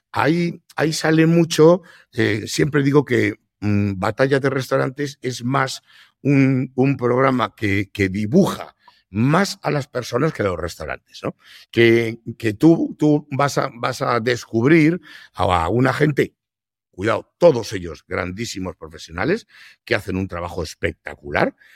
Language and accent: Spanish; Madrid, Community of Madrid, Spain; yo soy madrileño y yo no hago cocido madrileño en el restaurante, pero no me toques el cocido.